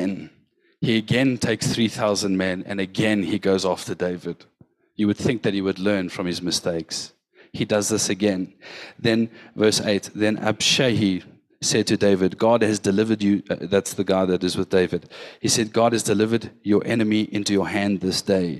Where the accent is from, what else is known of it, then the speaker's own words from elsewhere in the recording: West Rand, Gauteng, South Africa; I grew up in the West Rand.